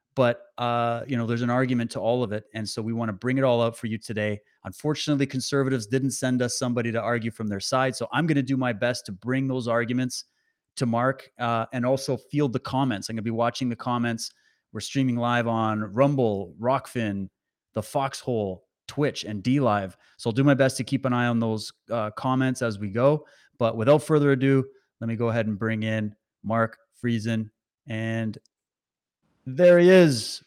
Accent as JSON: {"language": "English", "region": "Saskatchewan", "country": "Canada", "tie": "born or raised there", "said": "I was raised in Saskatchewan, so I know it well"}